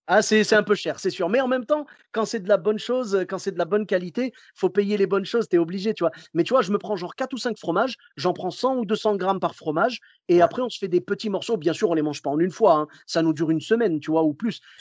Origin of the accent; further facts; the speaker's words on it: Clermont-Ferrand, Auvergne-Rhône-Alpes, France; Moi, je viens de Clermont-Ferrand. Tu sais, là-bas, c'est le pays du bleu d'Auvergne.